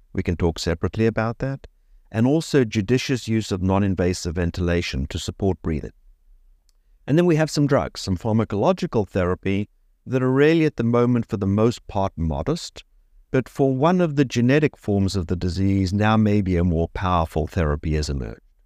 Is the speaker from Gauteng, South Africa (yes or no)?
no; Cape Town, Western Cape, South Africa; moved away as an adult; also born or lived in Oxford; now in South Florida, United States; I grew up in Cape Town, South Africa, which is where I went to medical school